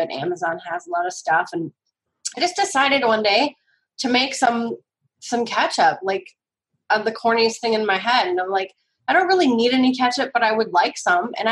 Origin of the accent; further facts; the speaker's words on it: Northern United States, United States; You know, I'm not a degenerate Yankee, but I am a Northerner.